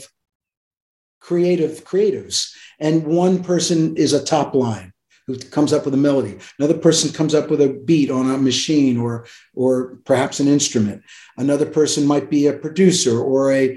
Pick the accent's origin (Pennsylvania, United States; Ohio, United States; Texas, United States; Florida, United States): Pennsylvania, United States; also born or lived in New York City; I was born in New York City, but I grew up in Pennsylvania. We moved to Pennsylvania when I was four.